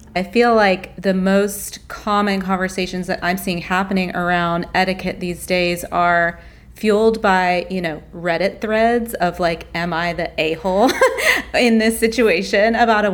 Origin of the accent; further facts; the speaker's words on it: the South, United States; I grew up in the South